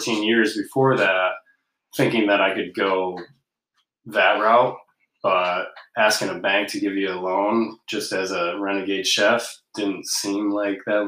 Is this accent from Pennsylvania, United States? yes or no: no; Alpena, Michigan, United States; I grew up here in Alpena, Michigan. Spent most of my life here